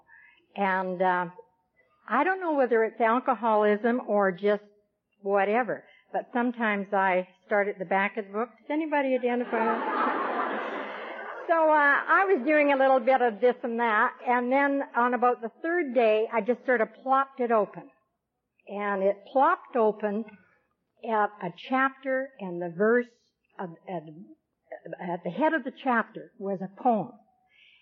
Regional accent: Vancouver, British Columbia, Canada; now in Campbell River, Canada; I'm from Campbell River. I was born in Vancouver, but I moved up to Campbell River about 17 years ago, and that's on Vancouver Island

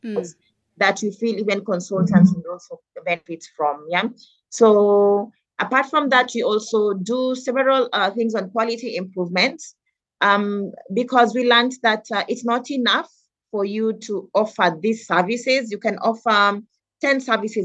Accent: Nairobi, Kenya; I moved from Dandora Primary School. I was called to a school called Pangani Girls.

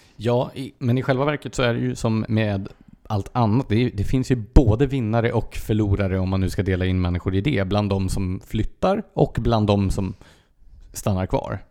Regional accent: Gävle, Gävleborg County, Sweden; now in Stockholm area, Sweden; som Gävle då, där jag är uppvuxen.

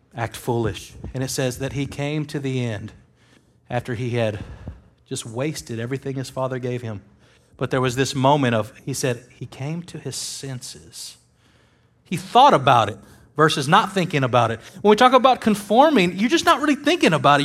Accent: United States; I am an American

